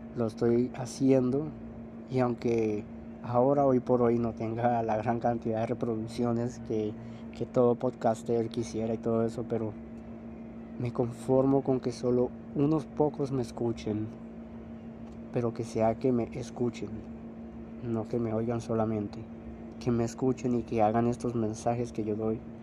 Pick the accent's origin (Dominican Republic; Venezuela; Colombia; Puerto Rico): Colombia; soy de Colombia, soy colombiano.